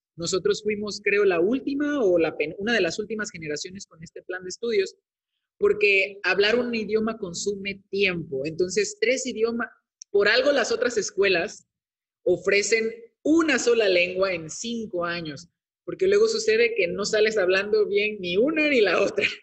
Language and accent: Spanish; Veracruz, Mexico; moved away as an adult; also born or lived in Tabasco; la Universidad Veracruzana, que es la de mi estado, del estado de donde soy originario